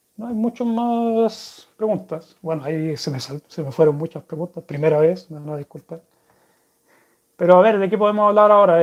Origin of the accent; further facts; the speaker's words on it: Chile; accent: Chilean; first language Spanish; moved away as an adult; now in Sweden; de chico, allá en Chile